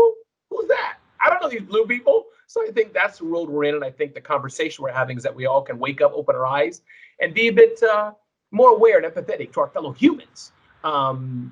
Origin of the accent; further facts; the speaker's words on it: Ohio, United States; I grew up in the Midwest.